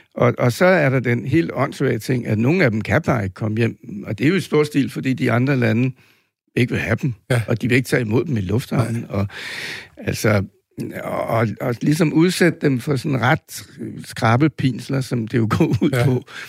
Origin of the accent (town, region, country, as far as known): Denmark